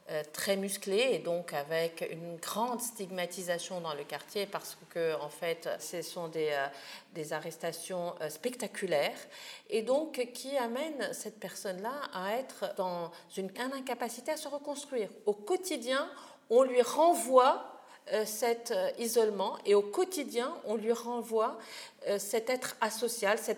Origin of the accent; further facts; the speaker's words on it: Tunisia; vous pensez que je suis un être humain, que je suis un Tunisien comme un autre